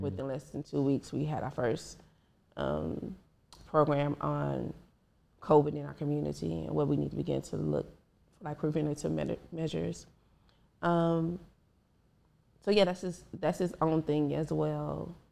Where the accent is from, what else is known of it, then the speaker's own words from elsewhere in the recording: Dallas, Texas, United States; I'm from South Oak Cliff, Dallas, Texas